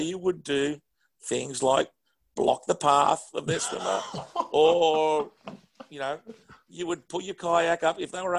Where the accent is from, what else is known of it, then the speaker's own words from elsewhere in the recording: Australia; we looked after each other when we were away, as Australian people do.